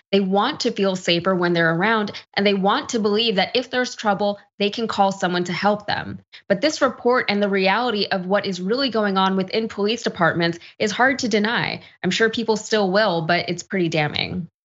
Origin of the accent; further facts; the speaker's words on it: Texas, United States; as a Texan